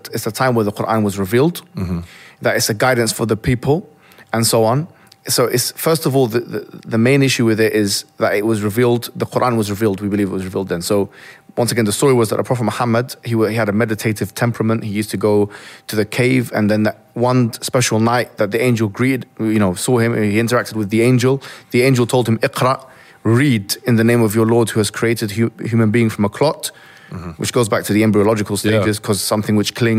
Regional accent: Alexandria, Alexandria Governorate, Egypt; moved away; I'm originally from Egypt in Alexandria, yeah? Mm-hmm. It's my hometown.

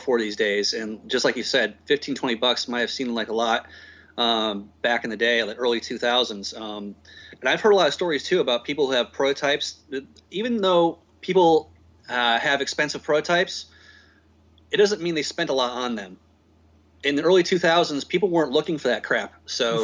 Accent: Connecticut, United States; moved away; When I used to live up in Connecticut, I was born and raised up in Connecticut

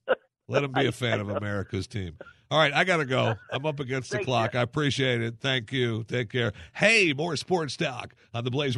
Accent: Michigan, United States; And secondly, I grew up in Michigan, as a child, forced to listen to the University of Michigan, be a fan.

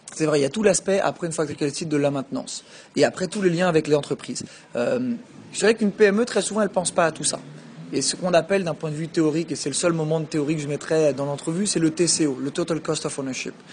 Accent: France; moved away as an adult; also born or lived in Quebec City, Canada; j'ai grandi en France et puis je suis parti, j'avais 20, 21 ans pour faire mon MBA et mon PhD, donc à l'Université Laval, qui est à Québec

